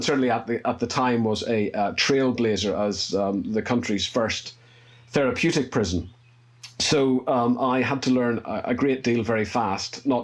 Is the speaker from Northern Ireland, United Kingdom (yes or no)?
yes; Northern Ireland, United Kingdom; accent: Northern Irish; moved away as an adult; also born or lived in England; You can probably tell from my accent, I'm Northern Irish.